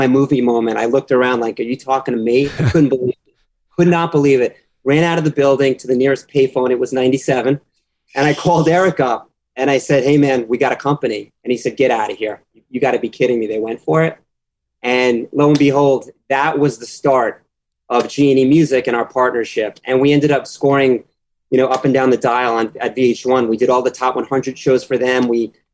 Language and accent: English; New York, United States; also born or lived in Boston; I grew up in New York